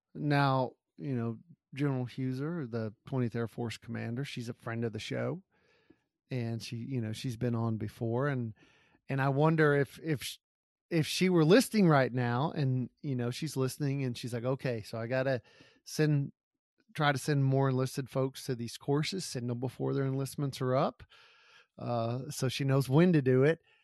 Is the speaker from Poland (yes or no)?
no; Gulf Coast, United States; I grew up on the Gulf Coast